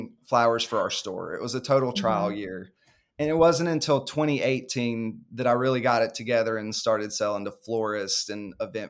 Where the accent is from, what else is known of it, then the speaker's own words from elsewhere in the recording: North Carolina, United States; I grew up in the suburbs or near a big city. I grew up near Charlotte, North Carolina. And so living out in the country was all new to me.